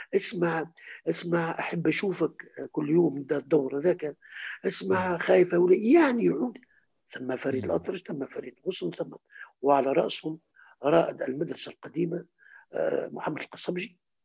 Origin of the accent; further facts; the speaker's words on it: Kairouan, Kairouan Governorate, Tunisia; moved away as an adult; also born or lived in Tunis; احنا في القيروان